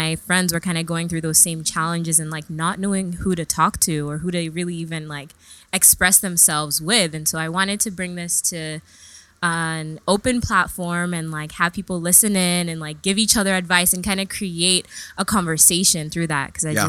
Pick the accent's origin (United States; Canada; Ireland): United States; New York; also born or lived in England; Right. So I was born in England. {S2} Yes. {S1} And then moved to New York when I was baby.